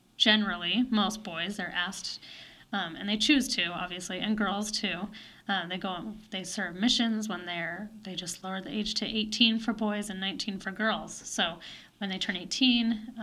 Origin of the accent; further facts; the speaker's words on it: Murray, Utah, United States; moved away as an adult; now in Missouri, United States; I grew up in the church, and I was born and raised in Utah and went to high school in Murray, Utah